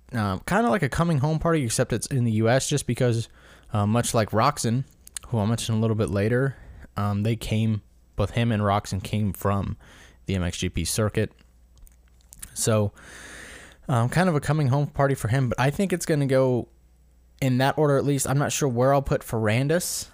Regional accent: United States; as an American

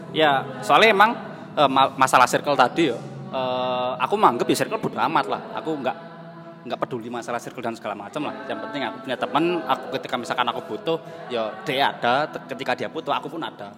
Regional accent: Banyuwangi, East Java, Indonesia; first language Osing; Indonesian is a second language; moved away as an adult; also born or lived in Genteng; now in Surabaya, Indonesia; Saya asli orang bahasa Osing

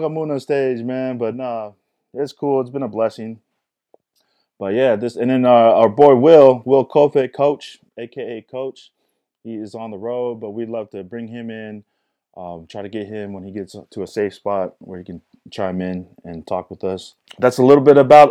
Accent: Reno, Nevada, United States; moved away; also born or lived in New York City; I grew up in Reno. I'm from Reno

